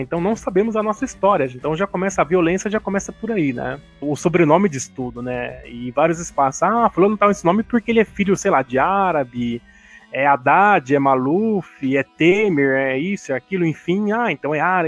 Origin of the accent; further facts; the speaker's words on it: Brazil; nós afro-brasileiros, não sabemos de onde nós viemos